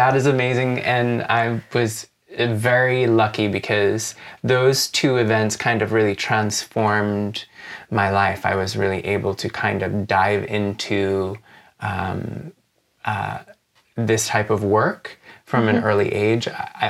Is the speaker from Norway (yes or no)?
no; Jamaica; also born or lived in United States; I'm originally from Jamaica in the Caribbean, and I grew up between the United States and Jamaica, so I'm kind of Jamaican.